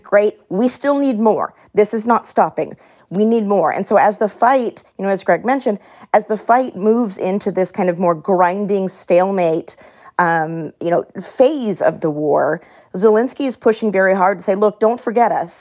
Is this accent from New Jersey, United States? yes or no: no; Texas, United States; I'm from Texas